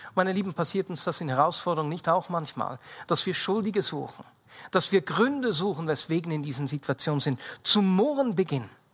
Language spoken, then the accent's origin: German; Switzerland